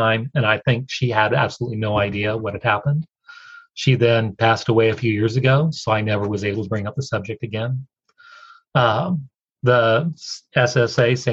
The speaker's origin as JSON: {"language": "English", "region": "Oregon", "country": "United States", "tie": "born or raised there", "also_born_or_lived": "Washington, D.C. / Eastern North Carolina", "moved": "as an adult", "said": "After college, I moved from Oregon, where I grew up, to the D.C. area, Washington, D.C."}